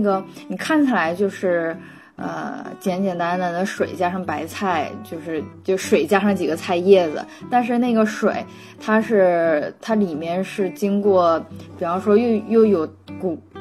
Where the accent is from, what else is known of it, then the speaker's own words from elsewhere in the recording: northern China, China; moved away as an adult; now in Nanjing, China; 我在北方的时候，我们就不是特意地去，去分前后鼻音，因为大家分得就很，很清楚